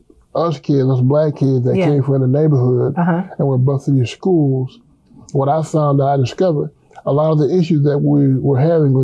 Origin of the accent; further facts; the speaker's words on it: Tampa, Florida, United States; I'm from Tampa, Florida. That's my hometown.